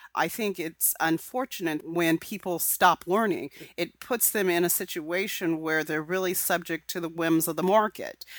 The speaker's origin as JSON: {"language": "English", "region": "California", "country": "United States", "said": "I'm from California where there's a lot of diversity of thought"}